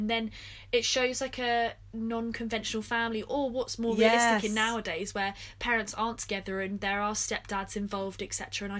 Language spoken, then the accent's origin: English; United Kingdom; When I feel most proud of, like, being British.